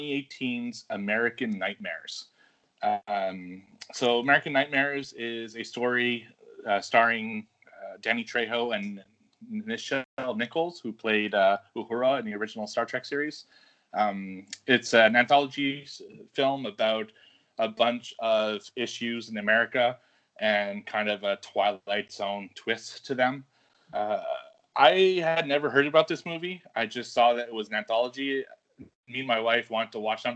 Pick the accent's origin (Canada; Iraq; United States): Canada; I'm Canadian